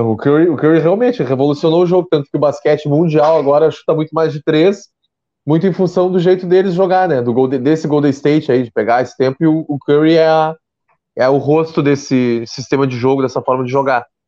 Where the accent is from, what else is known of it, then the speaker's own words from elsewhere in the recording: Pelotas, Rio Grande do Sul, Brazil; eu sou de Pelotas